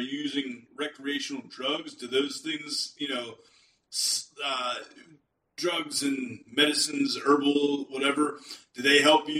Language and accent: English; United States; I grew up in the United States. I've never been to Russia, never been to the Soviet Union.